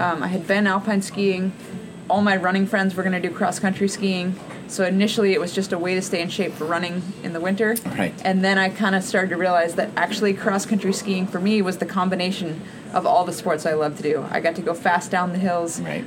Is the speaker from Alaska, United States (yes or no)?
yes; Alaska, United States; growing up in Alaska, where we have six months of winter